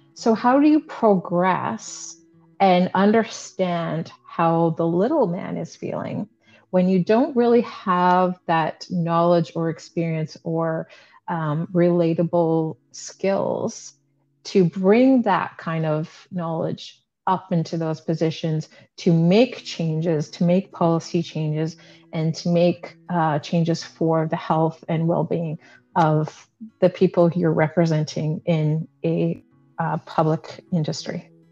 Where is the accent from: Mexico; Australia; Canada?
Canada; I was born and raised in Canada